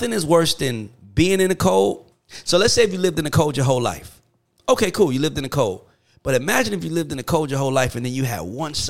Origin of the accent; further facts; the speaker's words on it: College Park, United States; moved away; also born or lived in Bronx, New York; I'm from College Park, but I was born in the Bronx.